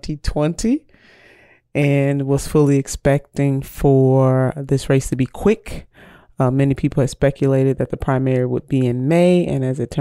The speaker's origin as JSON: {"language": "English", "town": "Cleveland", "region": "Ohio", "country": "United States", "tie": "born or raised there", "said": "I'm a homegirl, born and raised in Cleveland"}